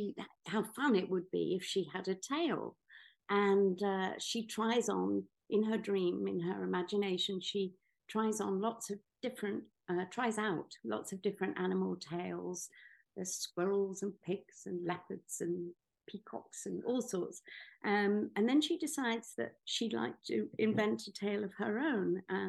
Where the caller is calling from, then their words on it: Greece; I'm actually speaking from Greece, where I spend some of the year and where my most creative ideas just come